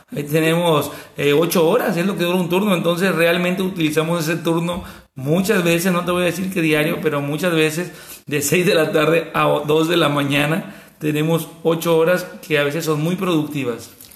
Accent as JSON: {"language": "Spanish", "town": "El Walamo", "region": "Sinaloa", "country": "Mexico", "tie": "born or raised there", "said": "soy del Gualamo, Mazatlán, Sinaloa, un pueblo a 40-45 minutos de Mazatlán, un pueblo de unos mil habitantes. Yo aquí estudié desde preescolar, primaria, secundaria"}